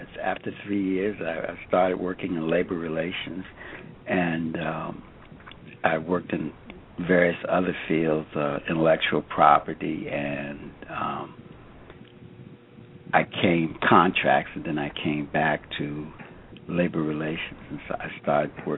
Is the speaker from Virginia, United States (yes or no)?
yes; Alexandria, Virginia, United States; I grew up in Alexandria, Virginia